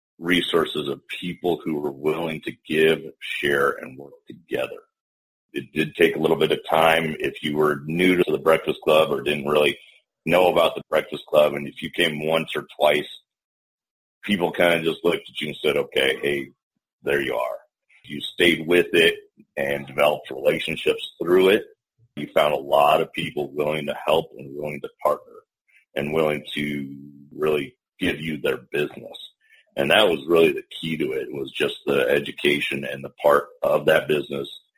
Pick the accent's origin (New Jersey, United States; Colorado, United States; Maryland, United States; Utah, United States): Colorado, United States; Denver; made the move back down to Denver, my hometown